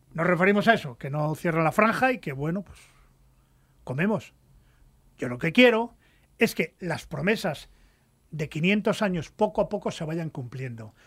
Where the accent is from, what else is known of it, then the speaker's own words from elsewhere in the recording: Cantabria, Spain; mi tierra